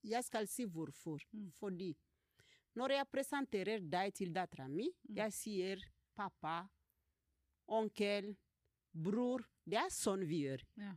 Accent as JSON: {"language": "Norwegian", "region": "South Kivu", "country": "DR Congo", "second_language": "Norwegian", "moved": "as an adult", "lives_now": "Norway", "said": "kommer fra delen av Kongo"}